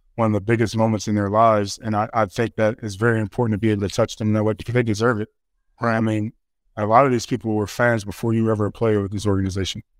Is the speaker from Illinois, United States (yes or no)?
yes; Chicago, Illinois, United States; I grew up in Chicago